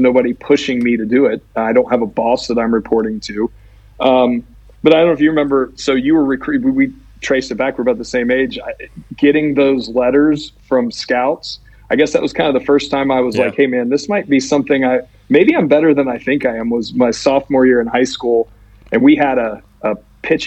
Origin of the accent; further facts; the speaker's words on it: Houston, Texas, United States; I grew up in Houston with the Astros.